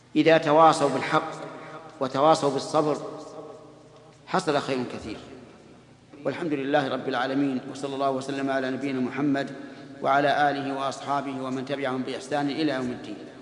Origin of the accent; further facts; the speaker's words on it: Saudi Arabia; بلادنا السعودية